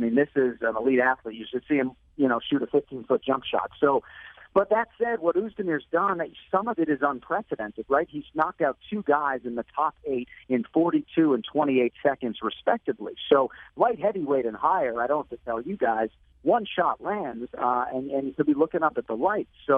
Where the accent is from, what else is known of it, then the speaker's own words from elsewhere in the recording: Boston, Massachusetts, United States; moved away; this is my hometown